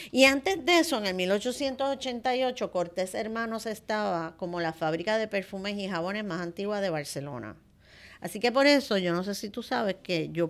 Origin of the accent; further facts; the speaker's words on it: Santo Domingo, Dominican Republic; moved away as an adult; Yo tengo la virtud de que desde que yo vine de Santo Domingo, la muchacha que trabajaba con nosotros, como mis nenes llegaron chiquitos, pues se vino con nosotros para acá y cocina divino.